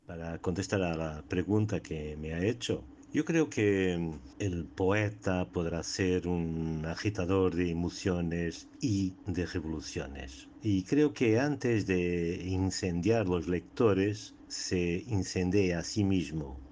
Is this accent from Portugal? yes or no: yes; Portugal; Spanish is a second language; no es mi idioma, como vosotros lo saben, yo soy portugués